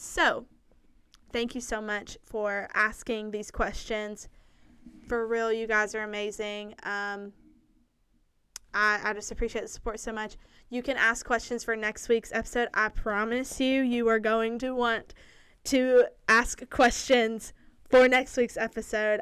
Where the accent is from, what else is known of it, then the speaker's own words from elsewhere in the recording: Lawrenceburg, United States; I grew up there. That is my hometown